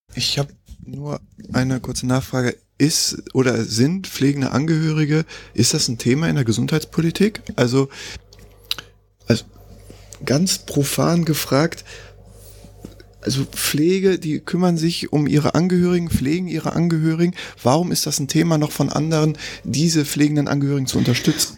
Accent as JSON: {"language": "German", "town": "Bochum", "region": "North Rhine-Westphalia", "country": "Germany", "tie": "born or raised there", "said": "hier in, in wunderschönen Bochum, äh, meiner Heimatstadt"}